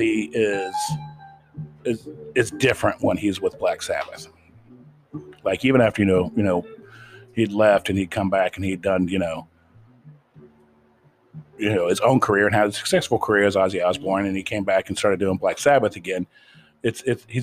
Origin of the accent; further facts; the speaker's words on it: Ohio, United States; as a Midwestern kid growing up in Farmtown, Ohio